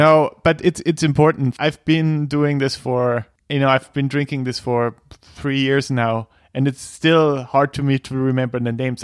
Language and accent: English; Bavaria, Germany; I'm from Germany, Bavaria.